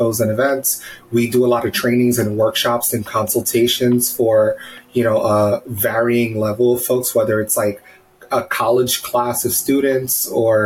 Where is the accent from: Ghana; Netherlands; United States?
United States; New York City, New York; I'm born and raised in the Bronx, right? Black Puerto Rican here